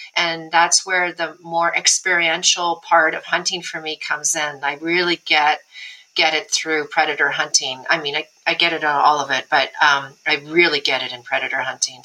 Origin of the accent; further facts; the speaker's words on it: Alberta, Canada; in Alberta, guy I grew up with in my hometown